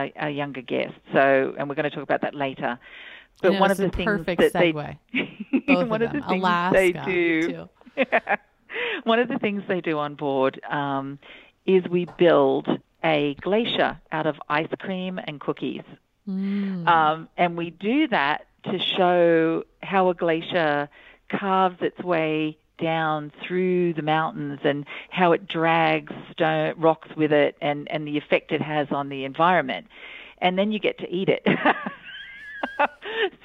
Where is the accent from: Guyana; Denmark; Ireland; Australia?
Australia; I'm Australian